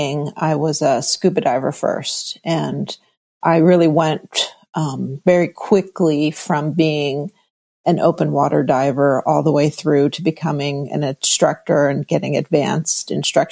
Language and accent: English; New York City, New York, United States; moved away; also born or lived in Northern California / San Francisco; I am a native New Yorker, but okay. I am a California girl. But I was born in New York City proper, Lenox Hill Hospital, 72nd and Park